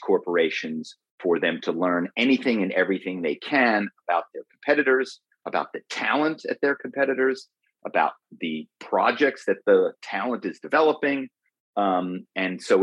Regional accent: Philadelphia, Pennsylvania, United States; my hometown of Philadelphia

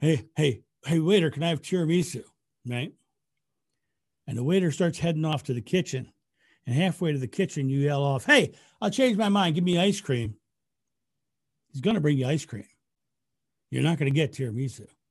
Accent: United States; I'm American.

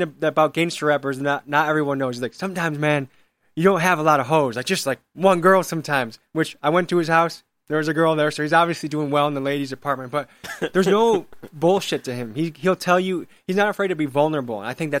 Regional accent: Milwaukee, Wisconsin, United States; Like, I guess some people didn't know I was from Milwaukee. They thought I drove from somewhere to do this.

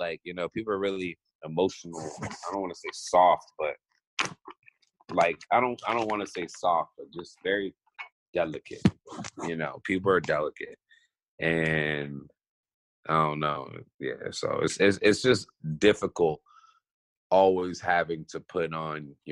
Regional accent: Maryland, United States; moved away as an adult; also born or lived in overseas; now in Los Angeles, United States; I would definitely say I'm from Maryland, the DMV area. Because when I moved from overseas to America, I went to middle school and high school and partial college in Maryland.

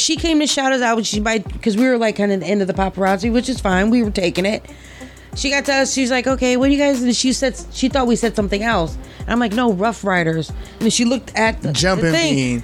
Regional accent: the South, Southern United States, United States; moved away as an adult; now in New York, United States; I'm not from New York. You know, I've been here a while now. I've been over 2 years now, but still, like, I'm a Southern girl.

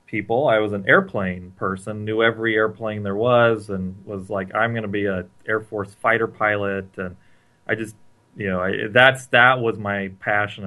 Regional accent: Santa Cruz, California, United States; I grew up in Santa Cruz, California

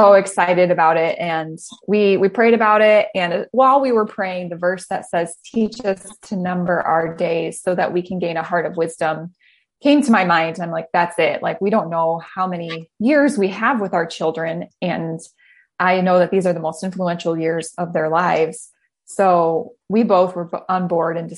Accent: Richland, Michigan, United States; moved away as an adult; also born or lived in Indiana / Phoenix, Arizona; now in Northern Michigan, United States; We're originally from Southwest Michigan in the Kalamazoo area. And grew up in a little town called Richland

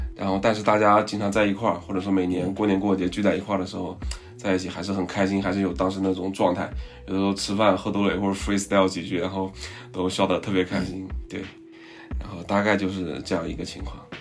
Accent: Lianyungang, Jiangsu, China; 在我的老家

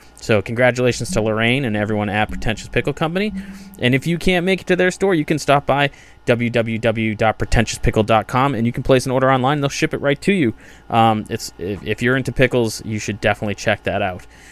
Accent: Massachusetts, United States; I grew up in Massachusetts, small suburban town

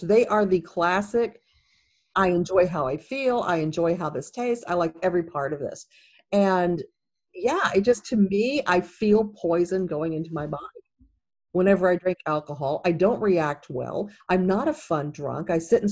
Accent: Kentucky, United States; now in California, United States; I'm from Kentucky

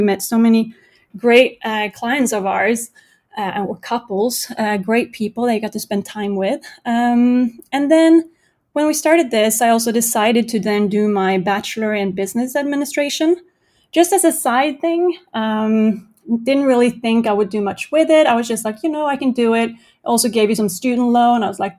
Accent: Norway; moved away as an adult; also born or lived in Denmark / United States; I grew up in Norway.

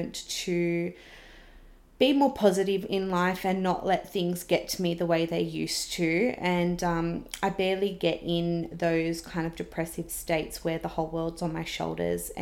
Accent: Wollongong, New South Wales, Australia; now in Sydney, Australia; I was originally from Wollongong. It's where I've grown up

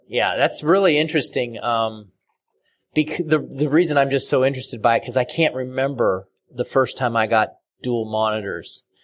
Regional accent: Portland, Oregon, United States; I'm from Portland, Oregon

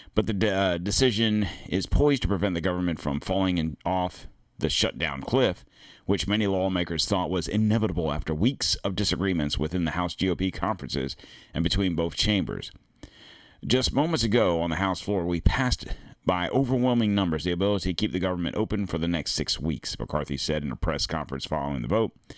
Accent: United States; We are American.

